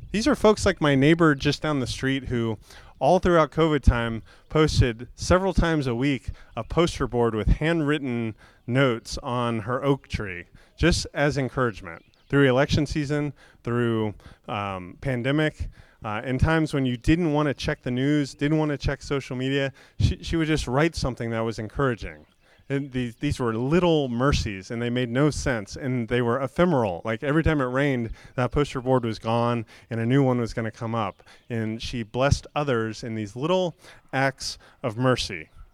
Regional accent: Florida, United States; I grew up in Florida where, where mostly below sea level

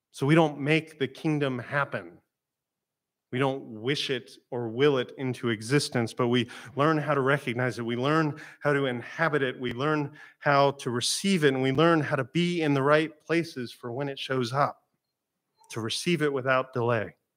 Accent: Florida, United States; I'm from Florida

